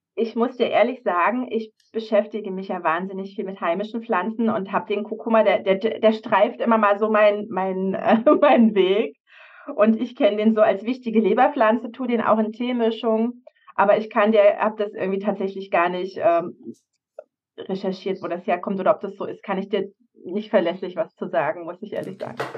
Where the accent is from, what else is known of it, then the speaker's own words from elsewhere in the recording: Havelland, Brandenburg, Germany; moved away as an adult; also born or lived in Berlin; bin ich im Havelland aufgewachsen bei Berlin